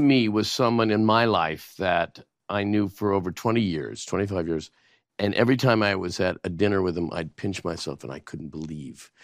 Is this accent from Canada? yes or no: yes; Canada; moved away; as a Canadian